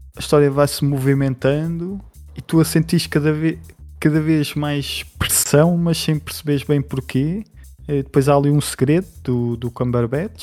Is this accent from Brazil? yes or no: no; Portugal; para mim, como português